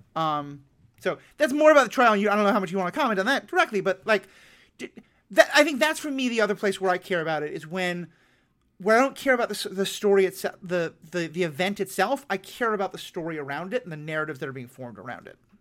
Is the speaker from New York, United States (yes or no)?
yes; New York City, New York, United States; I grew up in New York City in a Jewish household